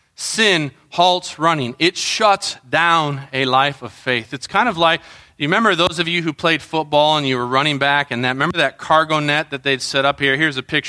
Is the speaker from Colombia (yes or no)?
yes; Colombia; I think of growing up in Colombia, you know, in the jungles.